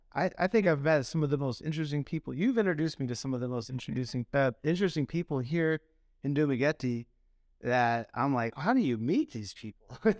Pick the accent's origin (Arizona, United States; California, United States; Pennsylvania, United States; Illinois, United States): Arizona, United States; Phoenix; I grew up in Phoenix